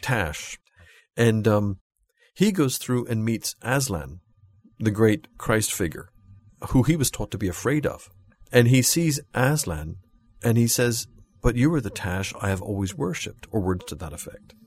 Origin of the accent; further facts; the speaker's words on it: Pennsylvania, United States; now in South Carolina, United States; I was brought up in Pennsylvania, went to Bob Jones University, in the heart of, of the American Bible Belt